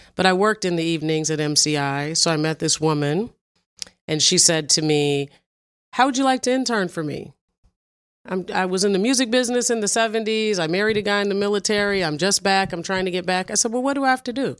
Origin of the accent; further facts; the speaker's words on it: Evanston, Illinois, United States; moved away as an adult; also born or lived in Washington, D.C. / New York; we moved there. Me, my mom, and sister when I was in fourth grade